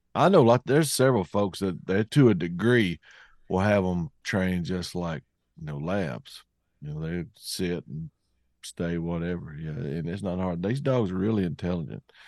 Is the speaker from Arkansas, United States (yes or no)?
yes; Cleveland County, Arkansas, United States; where I grew up in Cleveland County, Arkansas.